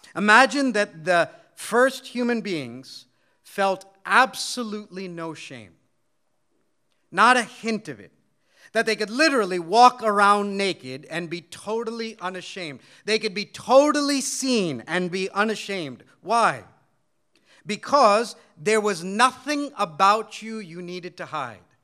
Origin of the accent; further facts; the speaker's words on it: United States; though I was born and raised in America, my parents come from India